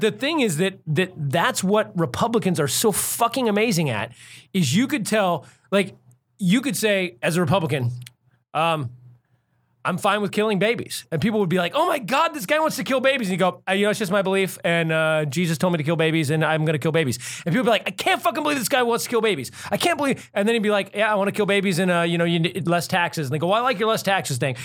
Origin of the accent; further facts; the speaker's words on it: United States; as an American